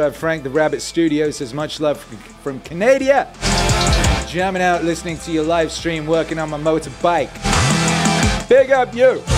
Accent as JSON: {"language": "English", "region": "Wales", "country": "United Kingdom", "tie": "born or raised there", "also_born_or_lived": "West Midlands", "first_language": "English", "moved": "yes", "lives_now": "Mexico", "said": "I was born in the West Midlands and we moved to Wales, which is a different country with a different language, uh, when I was like two or something"}